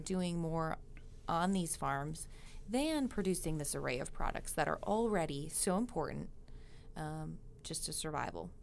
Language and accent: English; Minnesota, United States; moved away; I grew up in Minnesota